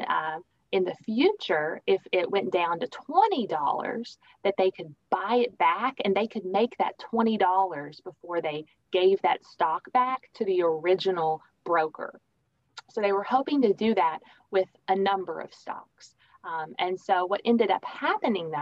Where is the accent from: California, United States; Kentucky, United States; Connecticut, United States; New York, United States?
Kentucky, United States; Richmond; moved away as an adult; also born or lived in Lexington, Kentucky / Grayson, Kentucky / Virginia / Texas; I lived in Grayson, Kentucky for a bit of my childhood, and then a lot of my childhood was in Richmond, Kentucky.